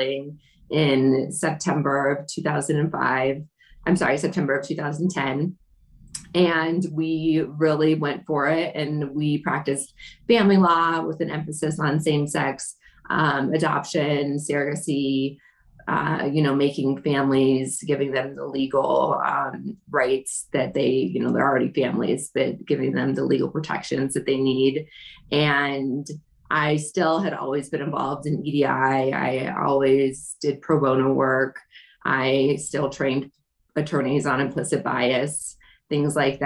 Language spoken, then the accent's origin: English; Denver, Colorado, United States; I'm from Denver